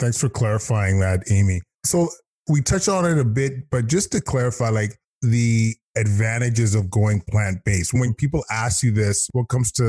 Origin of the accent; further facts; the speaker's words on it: Alberta, Canada; I'm from Alberta.